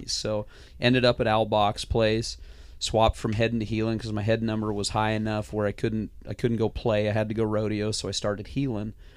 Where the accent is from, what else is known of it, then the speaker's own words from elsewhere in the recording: Hamilton, Montana, United States; Grew up in the Bitterroot Valley.